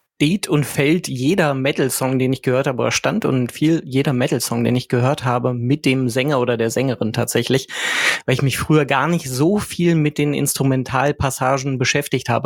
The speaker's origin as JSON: {"language": "German", "region": "West Germany", "country": "Germany", "moved": "yes", "said": "ich mich ja auch einreihen als Wessi"}